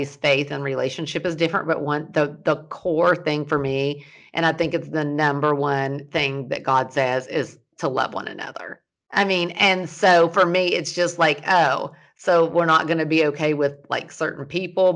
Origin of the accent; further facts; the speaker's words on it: the South, United States; now in California, United States; growing up in the South as a Christian